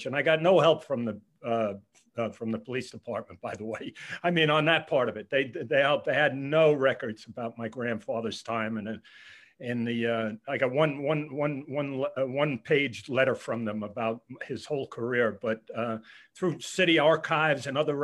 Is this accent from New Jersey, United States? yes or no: no; Pearl River, New York, United States; also born or lived in Bronx, New York; I grew up in Pearl River, New York